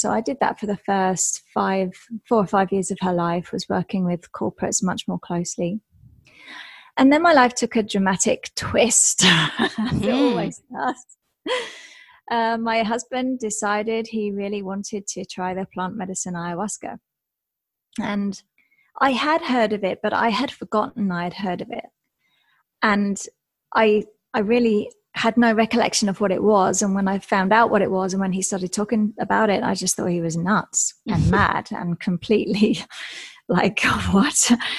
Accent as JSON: {"language": "English", "region": "England", "country": "United Kingdom", "said": "I'm English, so I was in England for most of those years, working in and out of London and the surrounding areas"}